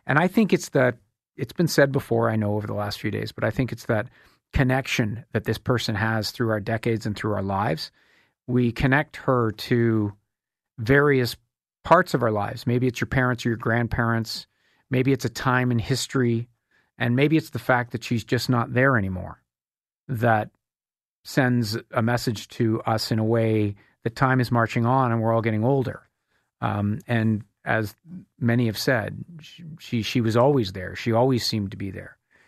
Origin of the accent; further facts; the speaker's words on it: Canada; a distant queen who doesn't really have a huge impact on your life as a person, as a Canadian.